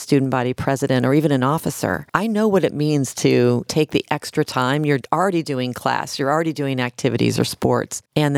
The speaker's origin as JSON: {"language": "English", "town": "Kansas City", "region": "Missouri", "country": "United States", "tie": "born or raised there", "also_born_or_lived": "New York", "moved": "as an adult", "said": "Sure. I'm a Missouri native. I grew up in Kansas City, Missouri. First and foremost, I'm a big sister, so I'm the eldest of four. And I grew up in a very modest home."}